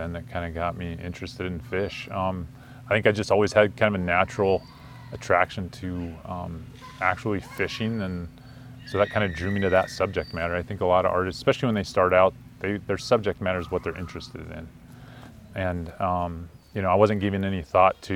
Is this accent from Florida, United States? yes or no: no; Green River, Wyoming, United States; now in Lander, United States; I missed Wyoming after growing up in Green River